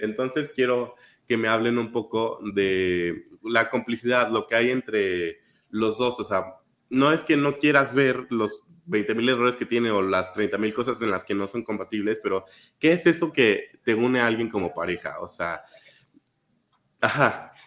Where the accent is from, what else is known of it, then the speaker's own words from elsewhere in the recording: Querétaro, Mexico; moved away as an adult; now in Mexico City, Mexico; yo soy de provincia, les comparto. Y soy de Querétaro. Y cuando me mudé para acá, para Ciudad de México